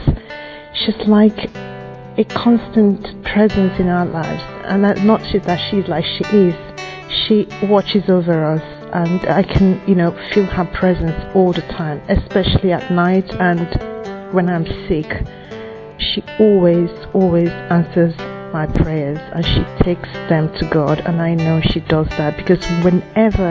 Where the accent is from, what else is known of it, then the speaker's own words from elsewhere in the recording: Nigeria; I come from Nigeria